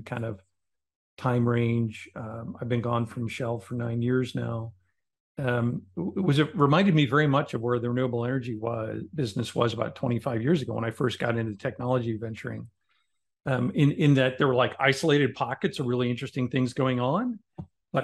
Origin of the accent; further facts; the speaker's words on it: Omaha, Nebraska, United States; I grew up in Nebraska, but as a city kid in Omaha